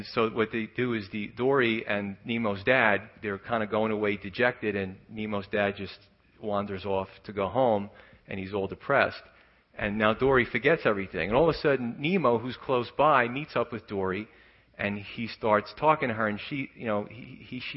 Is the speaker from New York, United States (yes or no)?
yes; New York City, New York, United States; moved away; growing up in Staten Island where I was from